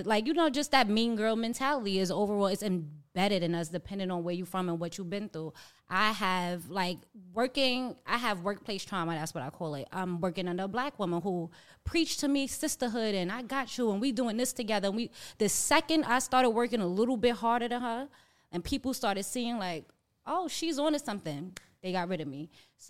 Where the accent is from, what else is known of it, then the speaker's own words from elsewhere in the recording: New York, United States; I'm from New York, too.